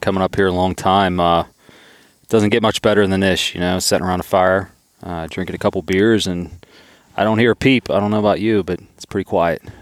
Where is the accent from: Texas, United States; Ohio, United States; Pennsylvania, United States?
Pennsylvania, United States; Southwestern; I'm from Southwestern P A and it's a pretty crowded area.